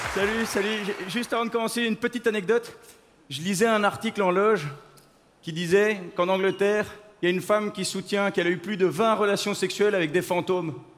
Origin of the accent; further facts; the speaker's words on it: Belgium; je viens de Belgique. Je viens de Belgique